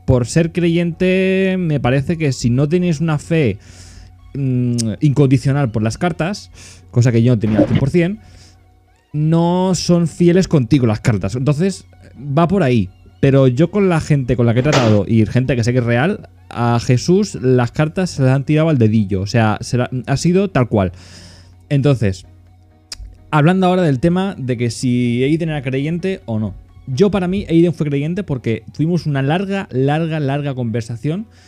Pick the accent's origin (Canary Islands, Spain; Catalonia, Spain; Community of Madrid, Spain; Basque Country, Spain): Catalonia, Spain; como soy catalán